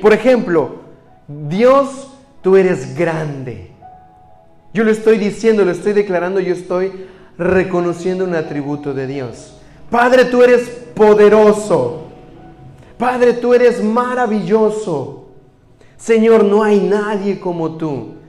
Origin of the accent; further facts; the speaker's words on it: Mexico; moved away; soy mexicano